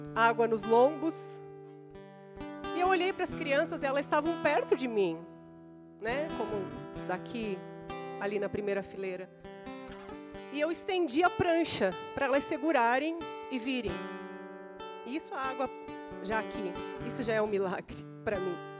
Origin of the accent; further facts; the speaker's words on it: interior of Rio Grande do Sul, Brazil; eu sou do interior do Rio Grande do Sul